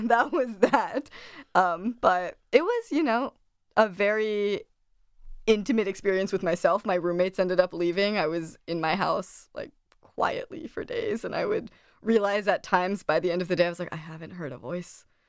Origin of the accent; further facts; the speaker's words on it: Delaware, United States; I grew up in Delaware my whole life